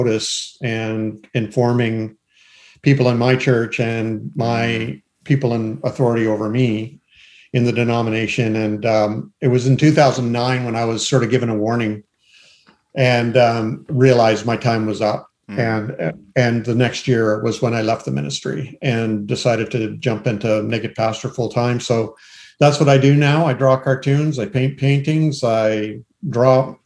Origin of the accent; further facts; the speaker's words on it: Canada; I'm Canadian.